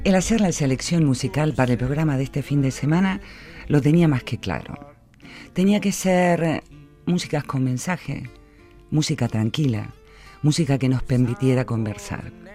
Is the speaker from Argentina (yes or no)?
yes; Argentina; now in Vitoria, Spain; como buena argentina